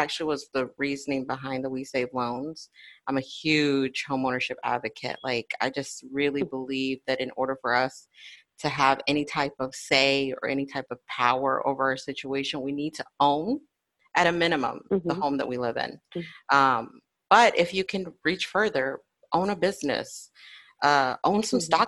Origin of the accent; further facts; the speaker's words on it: Florida, United States; I'm born and raised in Florida